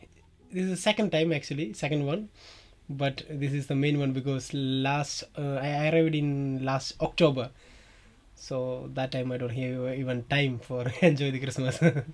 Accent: India; moved away as an adult; now in Scotland; Actually, now I'm living in Muirafort. Actually, I'm from India.

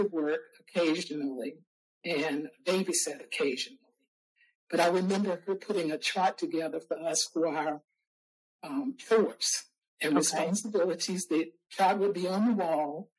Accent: Salem, Virginia, United States; also born or lived in Burkeville, Virginia; We moved from Burkeville, Virginia to Salem, Virginia

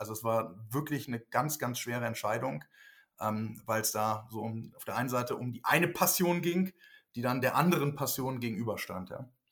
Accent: Lüneburg Heath, Lower Saxony, Germany; moved away as an adult; also born or lived in Switzerland; now in Berlin, Germany; bin ja aufgewachsen kurz vor Hamburg in der Lüneburger Heide

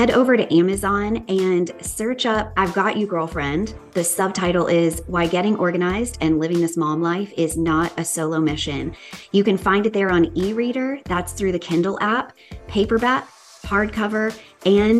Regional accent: the South, United States; I'm from the South.

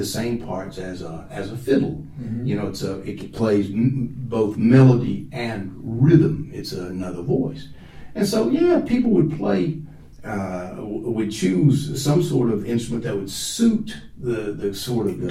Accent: Southwest, United States; moved away as an adult; now in Japan; I grew up kind of in Southwest

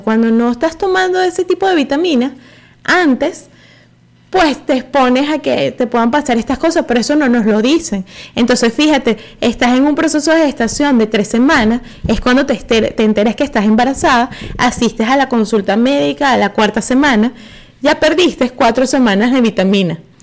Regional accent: Venezuela

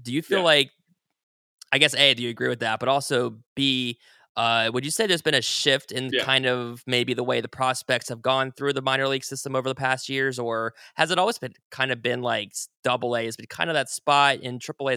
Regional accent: Columbus, Ohio, United States; moved away; I'm from Columbus and it's been a long time since I've been there

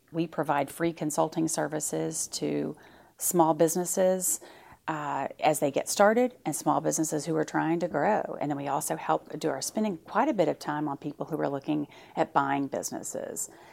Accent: Fort Smith, Arkansas, United States; I grew up in Fort Smith

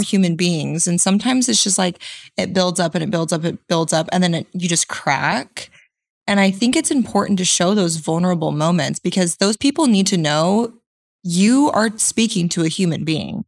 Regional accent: Central Coast, California, United States; now in Arizona, United States; I'm based out of Arizona, but I'm originally from Central Coast, California.

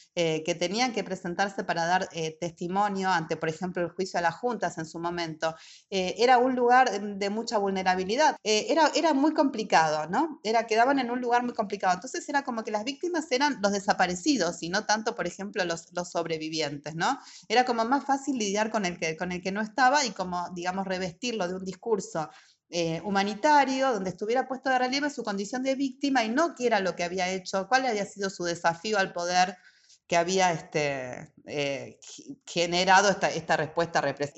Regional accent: Argentina; moved away; also born or lived in Germany; soy de Argentina

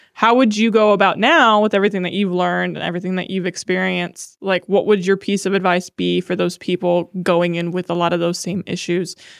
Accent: Akron, Ohio, United States; now in Columbus, United States; we're both from Akron

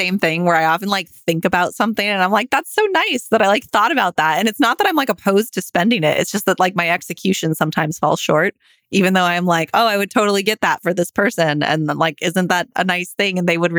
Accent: Reno, Nevada, United States; I'm from Reno.

